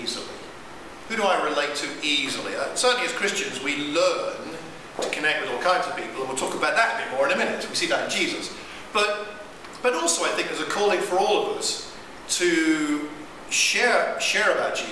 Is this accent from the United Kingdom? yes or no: yes; United Kingdom; I'm too British